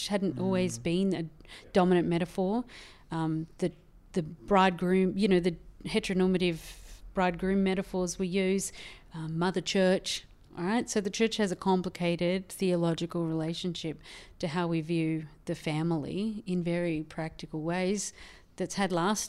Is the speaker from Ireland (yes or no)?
yes; Ireland; born there; I was born in Ireland in a Catholic family, so my grandmother had 16 and the other grandmother had 12 children.